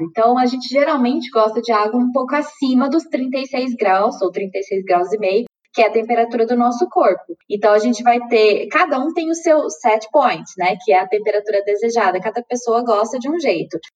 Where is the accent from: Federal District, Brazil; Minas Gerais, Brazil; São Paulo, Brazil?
Minas Gerais, Brazil; Uberlândia; moved away as an adult; also born or lived in Campinas; Eu fiz graduação em Uberlândia, sou de Minas Gerais, é, fiz graduação na minha cidade natal